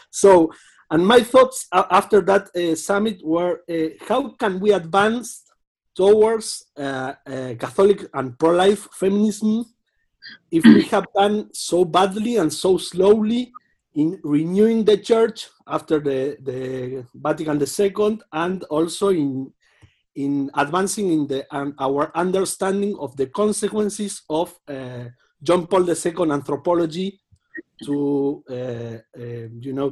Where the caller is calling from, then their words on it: Argentina; I am joining you from Argentina, the land of Pope Francis.